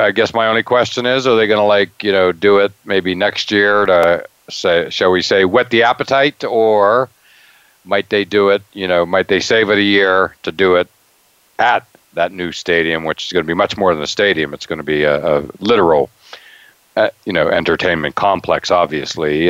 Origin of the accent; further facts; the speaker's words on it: Altoona, Pennsylvania, United States; growing up in Altoona, Pennsylvania